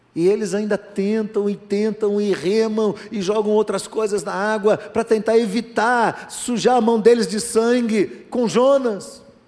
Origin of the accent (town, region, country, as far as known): Brazil